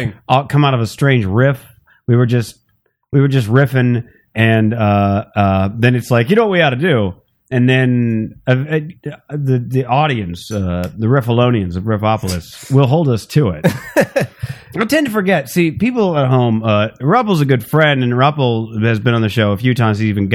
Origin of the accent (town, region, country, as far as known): Phoenix, Arizona, United States; born or raised there